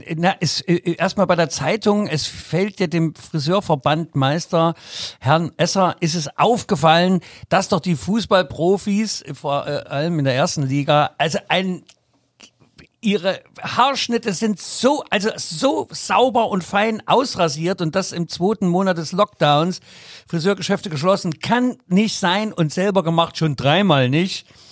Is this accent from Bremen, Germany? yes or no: no; Leipzig, Saxony, Germany; als Leipziger